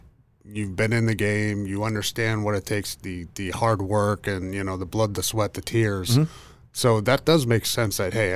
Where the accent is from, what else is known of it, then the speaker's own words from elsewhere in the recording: Midwest, United States; I was born in the Midwest and growing up was a Packer fan.